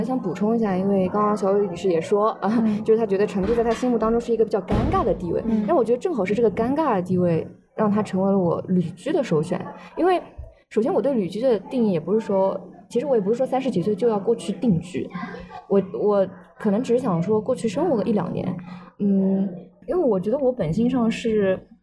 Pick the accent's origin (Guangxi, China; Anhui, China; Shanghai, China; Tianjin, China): Shanghai, China; also born or lived in Qidong, Jiangsu; 我是出生在江苏启东，然后，但是我是小学的时候就来上海了